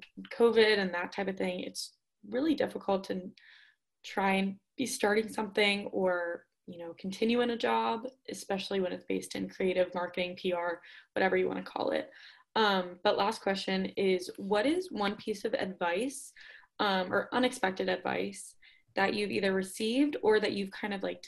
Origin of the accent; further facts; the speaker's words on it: Pittsburgh, Pennsylvania, United States; now in Auburn, United States; I'm from Pittsburgh